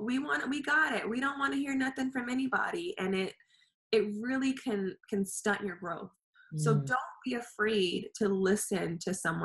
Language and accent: English; California, United States; I'm from California